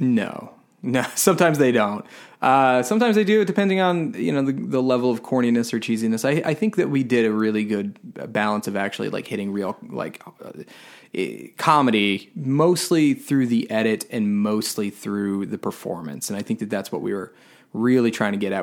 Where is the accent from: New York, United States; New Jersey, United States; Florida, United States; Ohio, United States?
Florida, United States; Tampa; I grew up in Florida. I grew up in Tampa